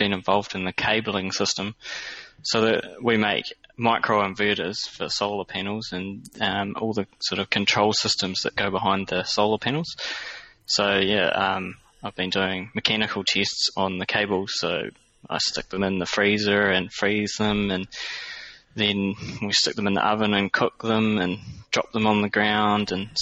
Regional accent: New Zealand; growing up in New Zealand

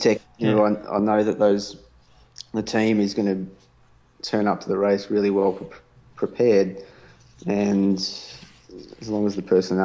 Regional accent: Australia; accent: Australian; my Australian accent

